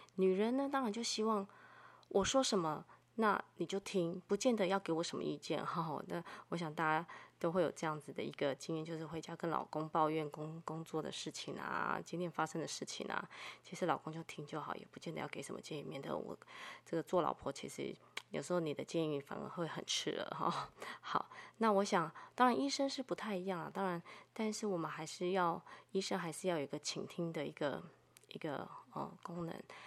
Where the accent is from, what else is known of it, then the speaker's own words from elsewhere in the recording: Taiwan; 我生在台湾